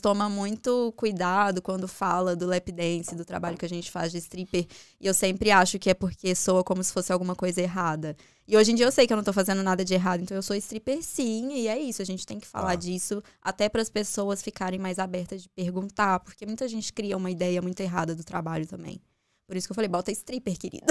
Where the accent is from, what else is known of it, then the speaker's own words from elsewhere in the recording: Contagem, Minas Gerais, Brazil; moved away as an adult; also born or lived in Belo Horizonte; now in Dublin, Ireland; Nasci em BH, mas morei minha vida toda em Contagem, que é um município uhum. lá de Minas.